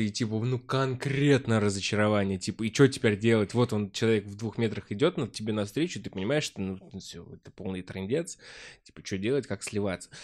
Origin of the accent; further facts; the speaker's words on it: Vyazniki, Vladimir Oblast, Russia; now in Moscow, Russia; родной город, Владимирская область, 300 километров отсюда. Город называется Вязники, очень маленький